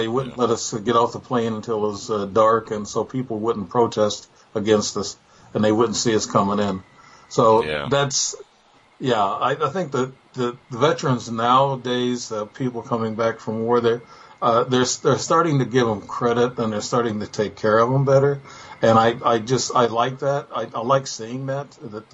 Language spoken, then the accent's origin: English; Illinois, United States; I'm from Illinois.